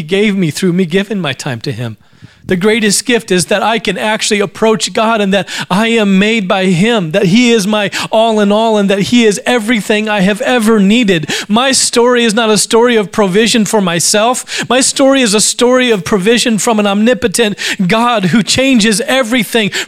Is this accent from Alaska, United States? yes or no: yes; Alaska, United States; I grew up in Alaska